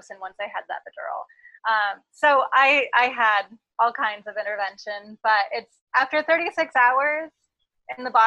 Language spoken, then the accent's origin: English; coast of Oregon, United States; also born or lived in Portland, Oregon; I grew up on the coast of Oregon, and then I moved to Portland, Oregon